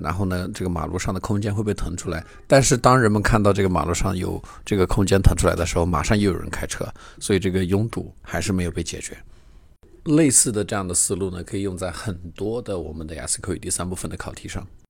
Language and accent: Chinese; China; 我们中国人